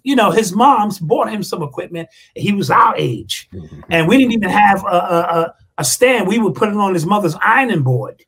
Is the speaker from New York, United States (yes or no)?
yes; New York City, New York, United States; Growing up in the Bronx, three or four blocks away from Cedar Park